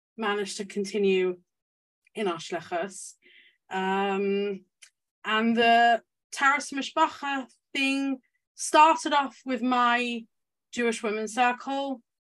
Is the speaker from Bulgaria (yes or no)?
no; London, United Kingdom; moved away as an adult; now in Leeds, United Kingdom; I grew up in London in a big Chabad community